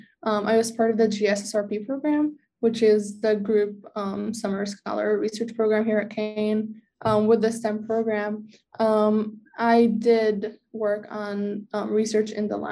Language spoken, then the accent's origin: English; West Orange, New Jersey, United States; I am from West Orange, not far from here